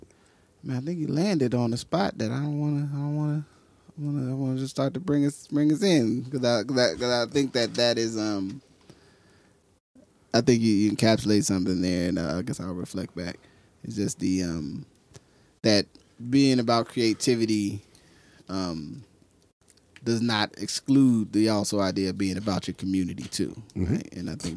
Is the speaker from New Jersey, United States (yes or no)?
yes; Willingboro, New Jersey, United States; also born or lived in Trenton / Philadelphia; I'm from Trenton and grew up in Willingboro and in the Philadelphia area. You know, yeah. So culturally, sound of Philadelphia music and DAS and all that is my